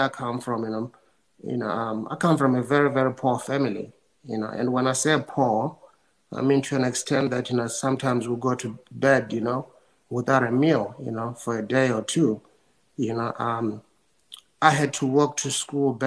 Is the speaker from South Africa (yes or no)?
yes; South Africa; I was born in South Africa during, you know, apartheid